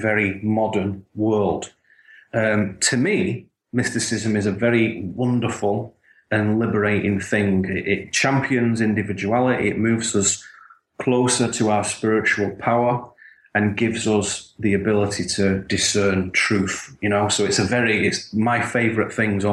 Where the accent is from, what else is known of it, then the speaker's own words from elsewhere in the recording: the north of England, United Kingdom; Where I grew up in Northern England